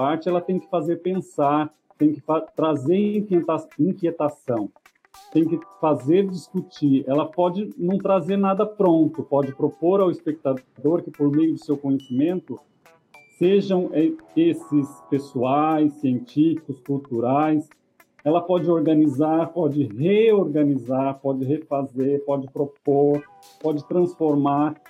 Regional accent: Iepê, São Paulo, Brazil; also born or lived in Rancharia; nasci em Rancharia no hospital mas morei em EP, que é também perto do Presidente Prudente

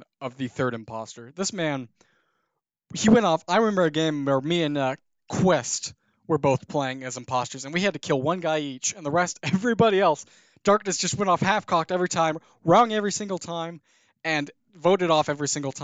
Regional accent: Indiana, United States; Indiana because that's my home state

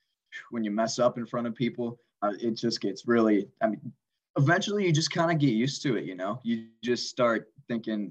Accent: Huron, Ohio, United States; now in Athens, United States; where I grew up, I'm from Huron, Ohio, which is really small town right by Sandusky and Cedar Point.

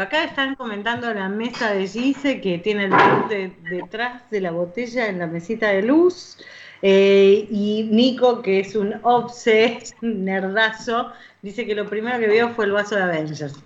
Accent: Argentina; ya soy argentina

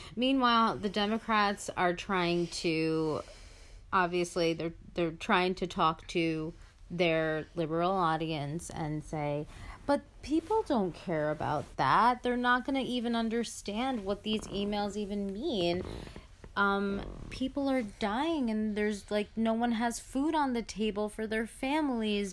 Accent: United States; my parents were also immigrants and, uh, came here completely, uh, legally

